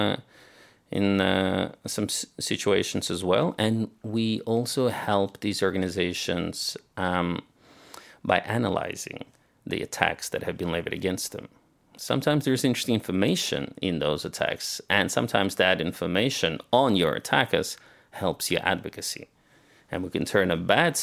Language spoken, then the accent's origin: English; Australia; moved away as an adult; also born or lived in Soviet Union; I grew up in Australia